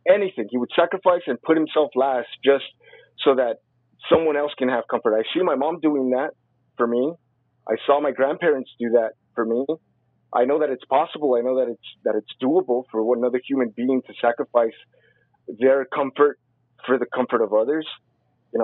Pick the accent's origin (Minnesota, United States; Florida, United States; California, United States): California, United States; Compton; I was raised in Compton